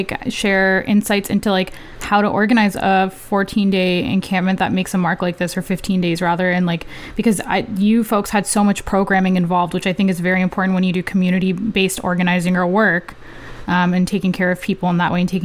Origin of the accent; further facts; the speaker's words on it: Peel, Ontario, Canada; I'm from Peel